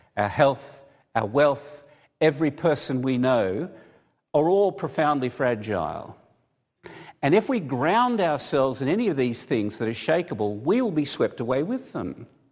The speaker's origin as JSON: {"language": "English", "country": "Australia", "moved": "yes", "said": "being an Australian"}